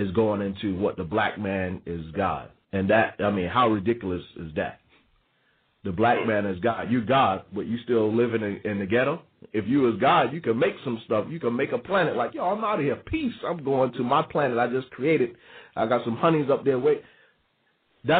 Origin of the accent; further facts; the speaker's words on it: New York, United States; also born or lived in the South; growing up in New York, being born in New York, spending part of my life in the South, and part of my life coming back to New York